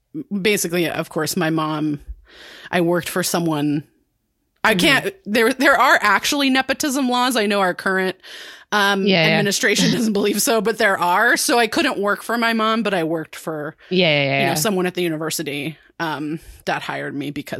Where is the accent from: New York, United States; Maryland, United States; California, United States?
California, United States; being a Californian